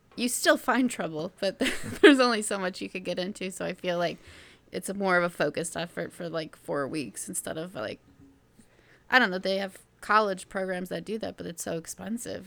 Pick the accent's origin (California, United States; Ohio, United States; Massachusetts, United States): Ohio, United States; Brooklyn; I was from the Brooklyn, Ohio area.